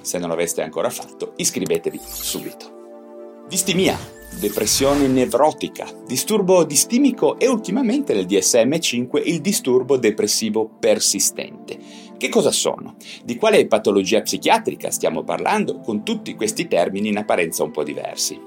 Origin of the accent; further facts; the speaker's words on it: Genoa, Liguria, Italy; io da genovese verace